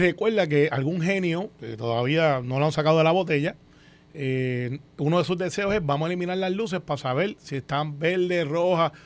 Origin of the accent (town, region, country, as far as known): Puerto Rico